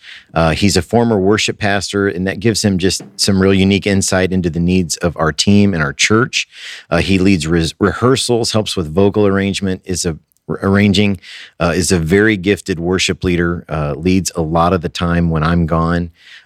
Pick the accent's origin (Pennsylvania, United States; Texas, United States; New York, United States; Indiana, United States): Indiana, United States; Evansville; moved away; Nice. My hometown.